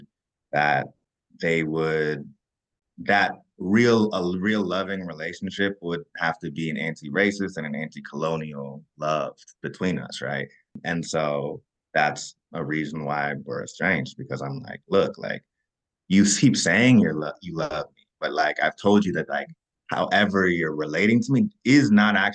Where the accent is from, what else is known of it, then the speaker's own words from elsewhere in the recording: Kentucky, United States; I'm from Kentucky